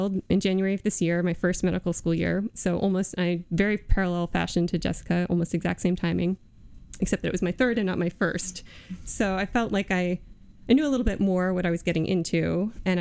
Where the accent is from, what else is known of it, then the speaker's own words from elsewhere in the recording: Virginia, United States; moved away as an adult; now in Iowa, United States; I grew up in Virginia.